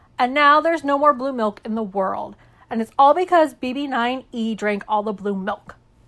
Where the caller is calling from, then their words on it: Lyndhurst, New Jersey, United States; I'm calling from Lyndhurst, New Jersey.